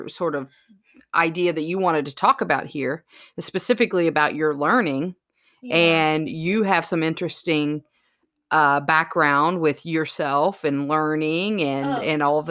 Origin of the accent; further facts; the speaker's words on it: Indiana, United States; we're from Indiana.